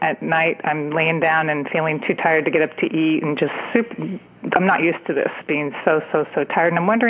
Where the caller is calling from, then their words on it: California, United States; I'm calling from the San Francisco Bay Area